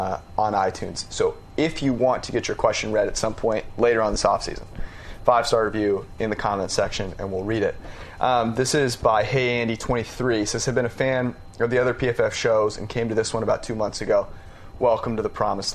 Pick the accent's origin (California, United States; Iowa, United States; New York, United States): California, United States; Bay Area; I'm from the Bay Area